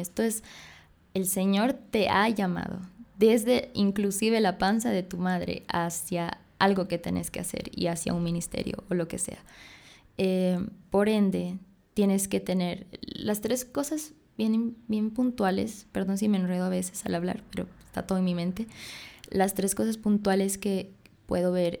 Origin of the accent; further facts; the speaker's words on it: Bolivia; soy boliviana, nací en Bolivia, pero me digo bolibrasilera porque mi papá es brasilero y mi mamá boliviana